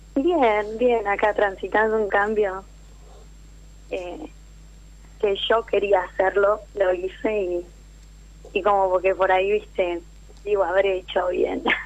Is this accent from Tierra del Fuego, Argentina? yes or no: yes; Tierra del Fuego, Argentina; moved away as an adult; now in Córdoba, Argentina; Yo soy de Tierra del Fuego, pero estoy viviendo hace tres meses en Córdoba.